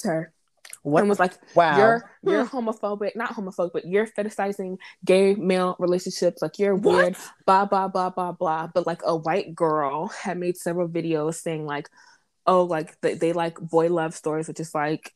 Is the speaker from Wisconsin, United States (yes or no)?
no; Florida, United States; I'm not even from Texas, girl. I'm from Florida